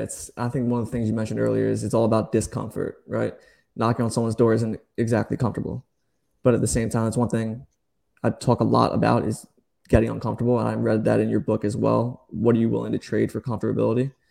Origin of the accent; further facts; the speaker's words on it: New Jersey, United States; moved away as an adult; now in Charleston, United States; I'm from New Jersey, just moved to Charleston.